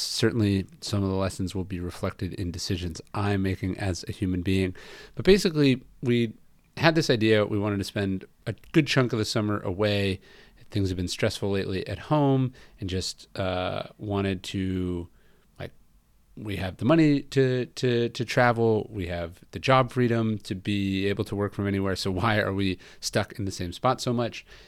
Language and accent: English; Northern California, United States; moved away; also born or lived in Los Angeles; I'm from Northern California